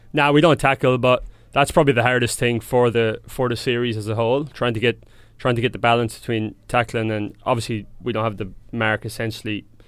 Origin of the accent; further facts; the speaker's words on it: Templemore, Munster, Ireland; now in Sydney, Australia; grew up in a small, um, small little area outside a town called Temple Moor.